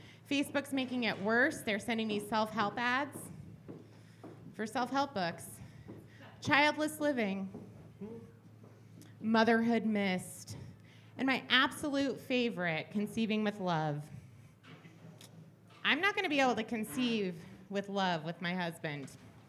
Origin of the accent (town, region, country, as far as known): Phoenix, Arizona, United States